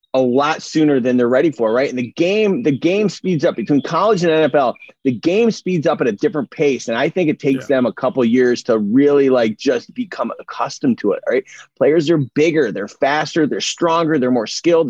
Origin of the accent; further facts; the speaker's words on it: Syracuse, New York, United States; now in Los Angeles, United States; As a kid growing up in Syracuse, New York